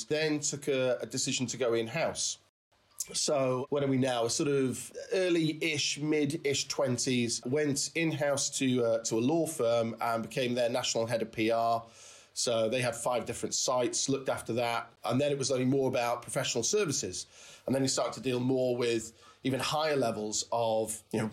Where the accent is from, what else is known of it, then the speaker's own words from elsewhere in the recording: the Wirral, North West England, United Kingdom; I grew up in the Wirral, and going shopping to Birkenhead